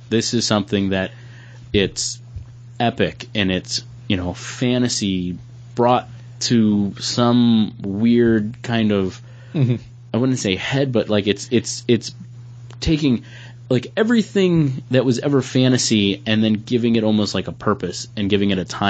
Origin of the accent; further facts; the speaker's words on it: Buffalo, New York, United States; We're from Buffalo.